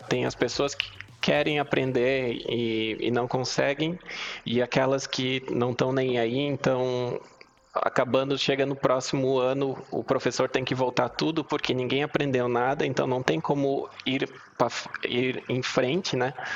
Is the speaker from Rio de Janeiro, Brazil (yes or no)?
no; Blumenau, Santa Catarina, Brazil; moved away as an adult; now in Lisbon, Portugal; eu sou natural de Blumenau, Santa Catarina. Moro aqui em Lisboa tem um ano e meio